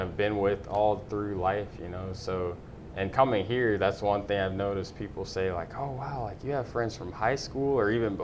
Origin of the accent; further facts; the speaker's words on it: Baton Rouge, Louisiana, United States; moved away as an adult; now in Houston, United States; born and raised in Baton Rouge, Louisiana.